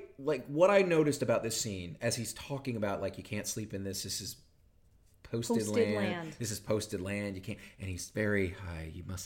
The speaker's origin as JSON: {"language": "English", "region": "Southeast Coast", "country": "United States", "tie": "born or raised there", "moved": "yes", "lives_now": "Chicago, United States", "said": "I grew up on the East Coast, the Southeast Coast in the 80s."}